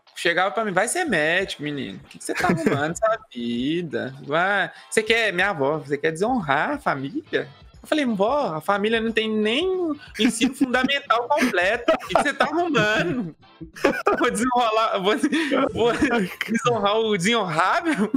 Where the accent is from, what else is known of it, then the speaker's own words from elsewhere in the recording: Minas Gerais, Brazil; accent: mineirês mixed with paulista; Eu sou uma mesclagem, né? Porque minha, minha, minha mãe é paulista. minha mãe é paulista, meu pai é mineiro. Então, eu tenho esse sotaque esganiçado